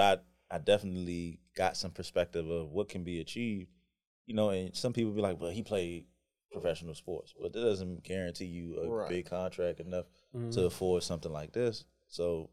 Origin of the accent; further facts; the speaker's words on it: Jamaica; moved away; grew up in the country, and you know, I'm Jamaican